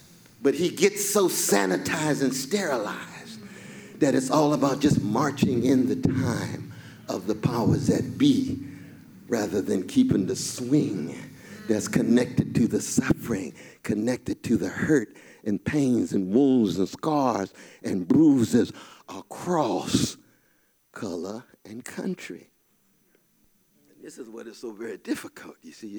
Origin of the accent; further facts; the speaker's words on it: Louisville, Kentucky, United States; I'm from Louisville, Kentucky. I come from a tradition that authorizes better futures